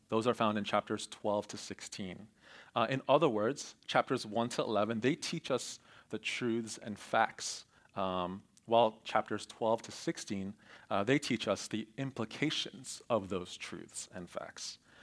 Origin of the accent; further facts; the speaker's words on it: Voorhees, New Jersey, United States; I grew up in Cherry Hill, um, actually in Voorhees